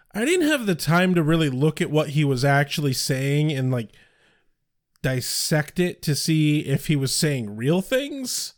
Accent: Midwest, United States; We're from the Midwest, where things are cheap because everyone's poor

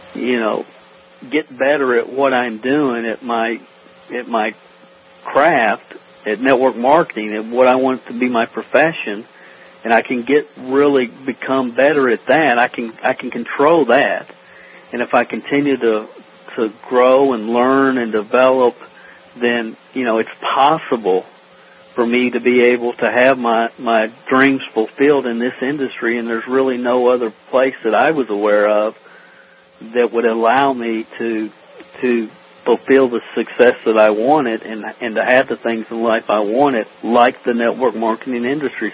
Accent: Stamping Ground, Kentucky, United States; I'm from a little town in Kentucky called Stamping Ground. There's, it's population 400. It's like Mayberry. Uh, literally, there's not a stoplight in the town, and that's that's kind of where I grew up here in Kentucky

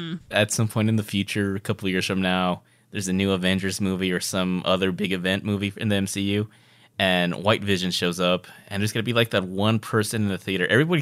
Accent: Texas, United States; I'm from Texas, but I'm not from that part of Texas.

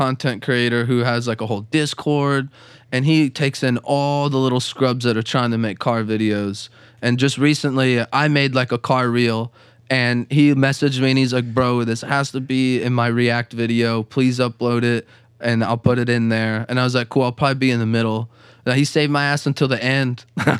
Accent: West Palm Beach, Florida, United States; now in Jacksonville, United States; Yeah, I'm from West Palm. I moved up here

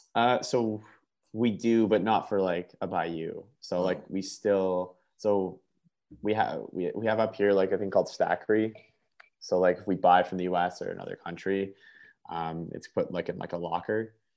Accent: Canada; a Canadian sneakerhead

